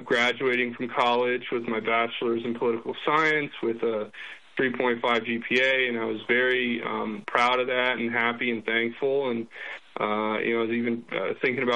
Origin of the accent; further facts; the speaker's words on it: Florida, United States; moved away as an adult; also born or lived in New Mexico; growing up in Florida